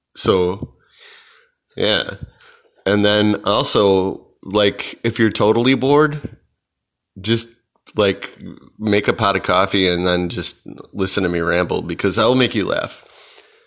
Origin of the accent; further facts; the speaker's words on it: Chicago, Illinois, United States; I'm from Chicago